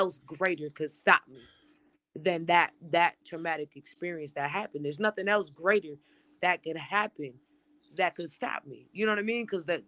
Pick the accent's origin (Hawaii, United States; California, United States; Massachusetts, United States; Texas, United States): Massachusetts, United States; Springfield; also born or lived in Chicopee; I am from Springfield, Mass. I grew up half in Springfield, half in Chicopee, Mass.